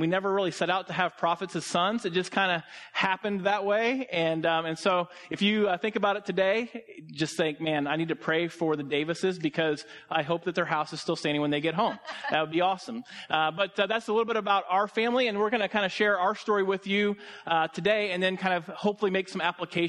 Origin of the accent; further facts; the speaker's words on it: Nashville, Tennessee, United States; We are from Nashville, as I said, and we have three boys, and they are at home with my mom.